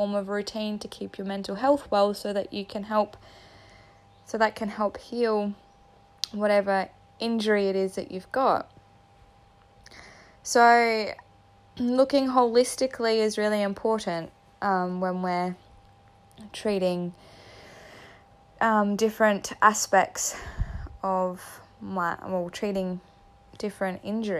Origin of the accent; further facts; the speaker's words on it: Katherine, Northern Territory, Australia; also born or lived in Townsville, Queensland; now in Darwin, Australia; I was raised in Katherine